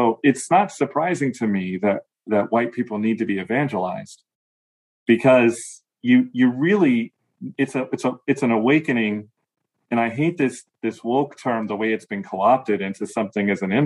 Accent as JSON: {"language": "English", "town": "Chicago", "region": "Illinois", "country": "United States", "tie": "born or raised there", "said": "I lived adjacent to the Black community growing up in the Chicago area"}